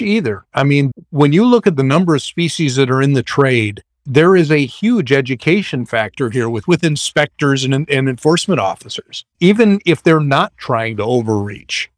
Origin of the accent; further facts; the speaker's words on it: Madison, Wisconsin, United States; I grew up in Madison in Wisconsin